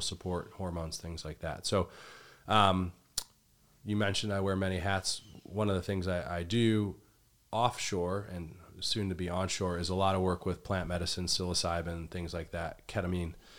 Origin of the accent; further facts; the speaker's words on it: Midwest, United States; I grew up in the Midwest